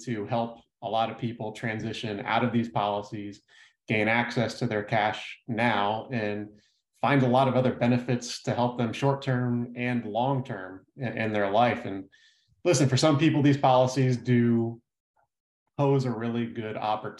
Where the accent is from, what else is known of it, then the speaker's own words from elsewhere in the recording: Fort Lauderdale, Florida, United States; also born or lived in Tallahassee; I was born and raised down in South Florida, pretty much grew up my whole life in the Fort Lauderdale area